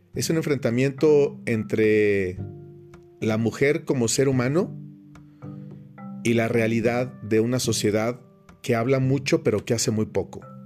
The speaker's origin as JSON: {"language": "Spanish", "country": "Mexico", "said": "en mi país, en México"}